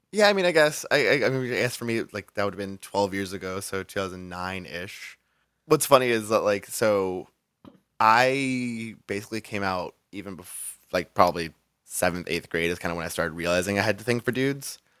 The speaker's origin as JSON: {"language": "English", "town": "Rialto", "region": "California", "country": "United States", "tie": "born or raised there", "lives_now": "San Diego, United States", "said": "I grew up in, um, San Bernardino County, like, so a little city called Rialto."}